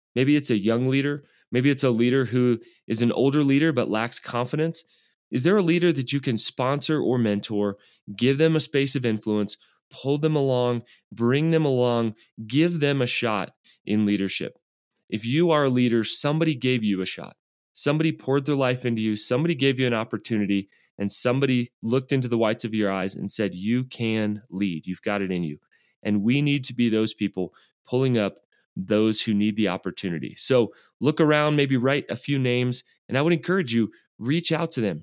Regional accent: the South, United States; I was raised in the South

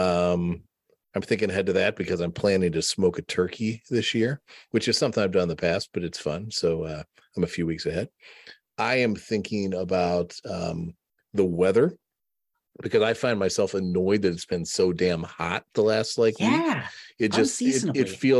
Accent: United States

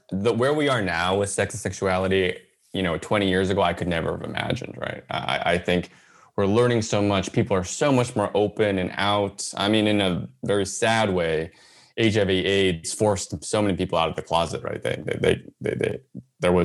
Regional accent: San Jose, California, United States; I grew up in the South Bay, San Jose area

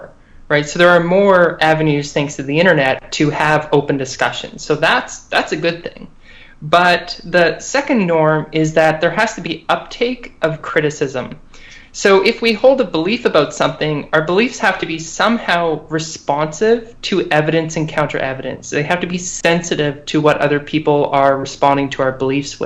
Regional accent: Canada; now in United States; I'm Canadian

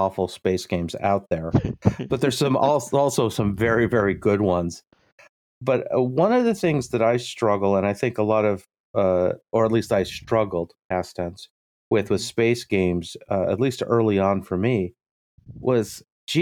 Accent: United States; I'm your American host

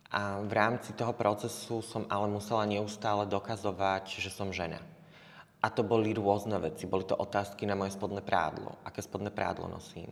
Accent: Spišská Nová Ves, Košice Region, Slovakia; moved away as an adult; also born or lived in Germany; now in Košice, Slovakia; ja pochádzam zo Spišskej Novej Vsi

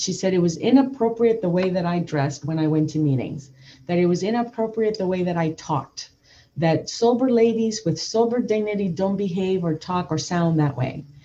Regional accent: Nicaragua; moved away; also born or lived in Downey, California; brought up in a Latin home. I'm, I'm originally I was born in Nicaragua

